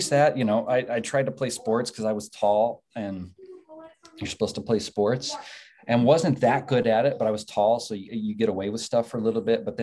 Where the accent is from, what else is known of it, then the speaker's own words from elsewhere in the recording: Texas, United States; born there; also born or lived in Ohio; I was born in Texas.